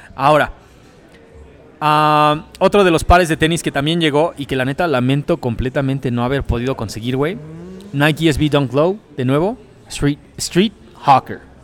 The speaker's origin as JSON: {"language": "Spanish", "town": "Nezahualcóyotl", "region": "State of Mexico", "country": "Mexico", "tie": "born or raised there", "said": "yo nací en Nesa, yo soy born, nacido y criado en Nesa. Mis papás son de Oaxaca"}